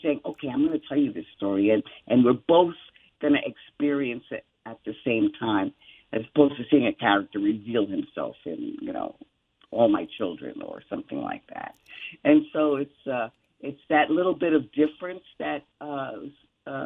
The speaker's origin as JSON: {"language": "English", "town": "New York City", "region": "New York", "country": "United States", "tie": "born or raised there", "said": "I was raised in the Bronx in the 50s"}